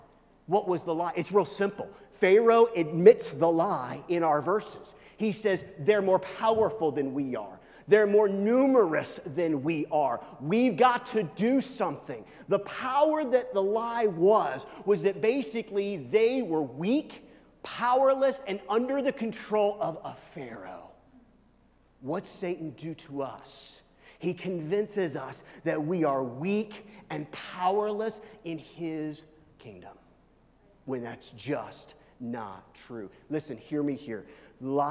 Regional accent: Midwest, United States; I'm from the Midwest.

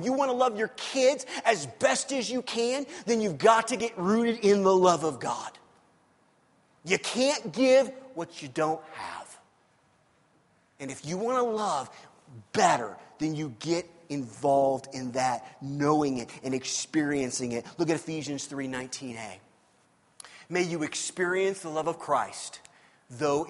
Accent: Missouri, United States; I'm from Missouri

